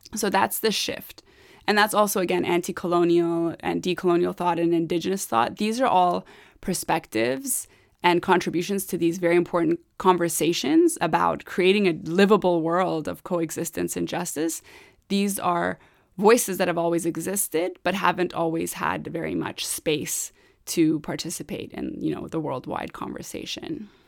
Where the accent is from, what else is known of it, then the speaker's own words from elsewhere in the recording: Sari, Mazandaran, Iran; moved away; I was born in Sari